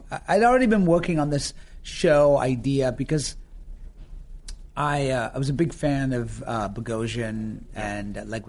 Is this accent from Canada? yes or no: no; Yorkshire and the Humber, United Kingdom; accent: northern Yorkshire; also born or lived in Florida, United States; people just thought I was from New York because the melding of the American and the northern Yorkshire accent, people were just like, are you from New York?